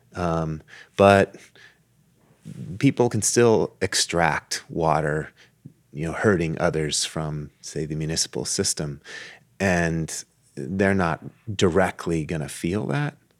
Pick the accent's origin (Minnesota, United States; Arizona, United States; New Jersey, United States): Arizona, United States; Tucson; I grew up in Tucson